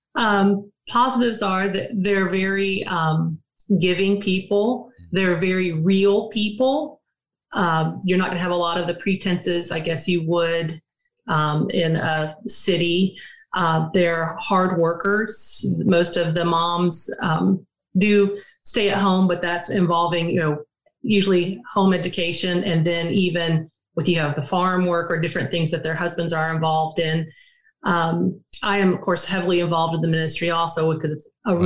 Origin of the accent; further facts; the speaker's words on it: Prattville, Alabama, United States; moved away; I grew up in Alabama. Um, it's not, it was small when I lived there, but Prattville